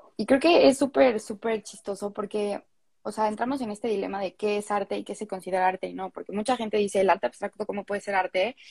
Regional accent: Mexico City, Mexico; also born or lived in France; soy de la Ciudad de México, siempre he vivido aquí, menos un año por ahí que me escapé

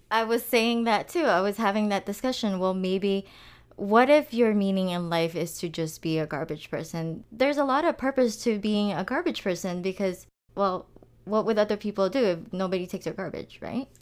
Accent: Philippines; moved away; growing up in the Philippines

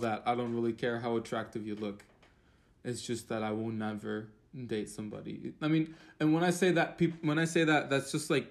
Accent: Turkey; now in Connecticut, United States; I'm from Turkey

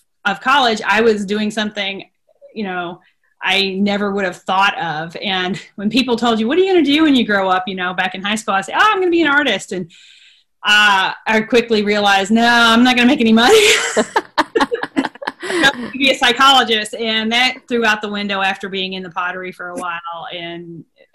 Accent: Dalton, Georgia, United States; moved away as an adult; also born or lived in Berea, Kentucky; I was born and raised in Georgia, Northwest Georgia, Dalton area

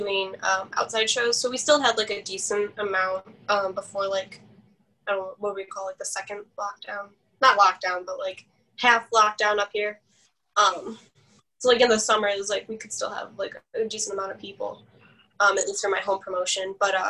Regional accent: Chicago, Illinois, United States; I'm from Chicago

